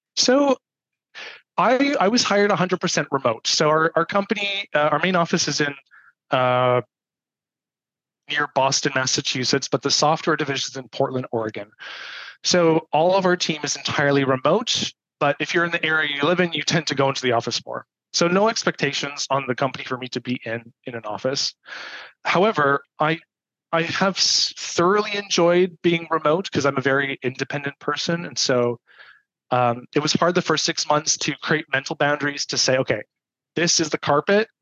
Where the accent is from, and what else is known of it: Toronto, Ontario, Canada; born or raised there